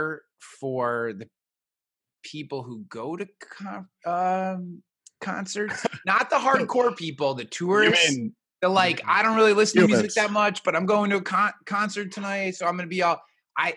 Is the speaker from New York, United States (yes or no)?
yes; Albany, New York, United States; we are both from the Albany, New York area. Which is about 2.5 hours north of New York City.